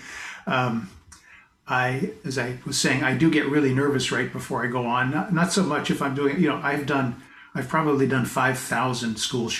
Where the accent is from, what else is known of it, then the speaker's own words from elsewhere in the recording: Pasadena, California, United States; moved away as an adult; also born or lived in Boston; now in British Columbia, Canada; I was born in Pasadena, California. Oh. Spent most of my first 20 years there